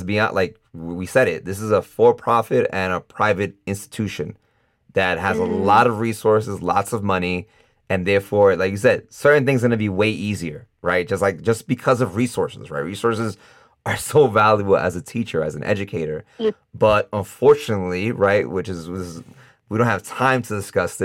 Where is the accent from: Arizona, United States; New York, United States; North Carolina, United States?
New York, United States; moved away as an adult; now in Costa Rica; I'm from New York